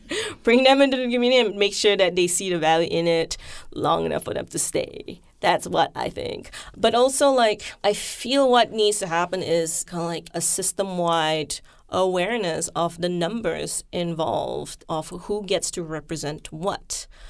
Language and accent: English; Malaysia; now in United States; I'm from Malaysia. I grew up with an entire year of, like, Malaysian history in the school curriculum.